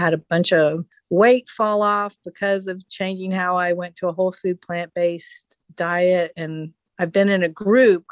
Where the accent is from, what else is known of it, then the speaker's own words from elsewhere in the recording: Oak Ridge, Tennessee, United States; I grew up in Oak Ridge, Tennessee